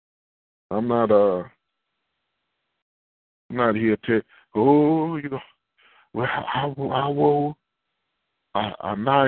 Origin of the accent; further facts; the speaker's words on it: Houston, Texas, United States; I've been in Houston all my life